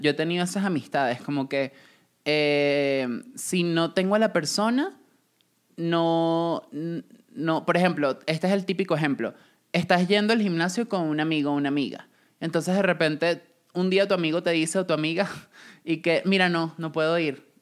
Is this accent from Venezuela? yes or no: yes; Venezuela; moved away as an adult; cuando me fui de Venezuela y trabajé